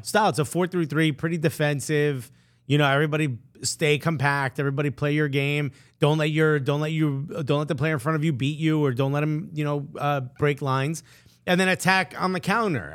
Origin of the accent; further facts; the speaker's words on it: Newark, New Jersey, United States; I'm born and raised in Newark